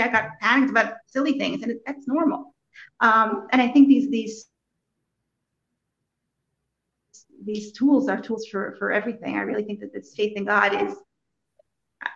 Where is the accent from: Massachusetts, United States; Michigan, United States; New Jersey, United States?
New Jersey, United States; Morristown; moved away as an adult; now in Chernihiv, Ukraine; I grew up in Morristown, New Jersey.